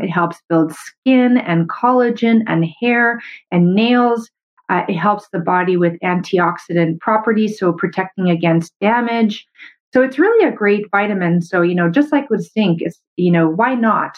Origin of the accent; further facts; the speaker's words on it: Canada; I'm a Canadian medical doctor